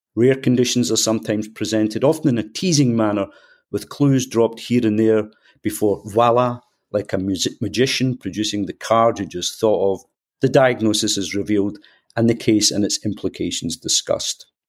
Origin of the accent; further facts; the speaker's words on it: Scotland, United Kingdom; accent: Scottish; as people will tell from my accent, I'm, I'm Scottish